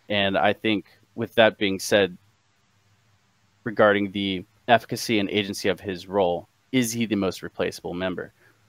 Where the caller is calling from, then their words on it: Cincinnati, Ohio, United States; Cincinnati. How's it going, man?